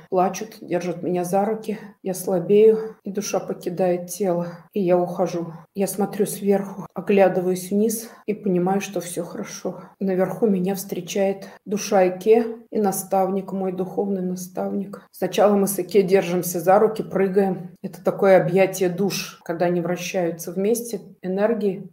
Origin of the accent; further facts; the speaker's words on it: Tatarstan, Russia; я родилась э, в Татарстане